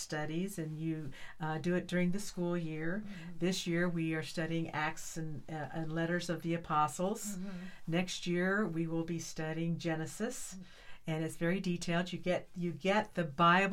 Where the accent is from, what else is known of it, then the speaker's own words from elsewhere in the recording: northeastern Kansas, United States; moved away as an adult; now in Texas, United States; I was born in northeastern Kansas, the far northeastern part of Kansas, right where Kansas and Missouri and Nebraska all kind of joined together. I was born on a farm